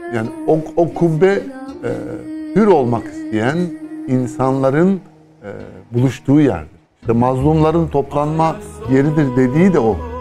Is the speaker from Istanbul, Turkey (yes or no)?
yes; Istanbul, Turkey; bir İstanbullu olarak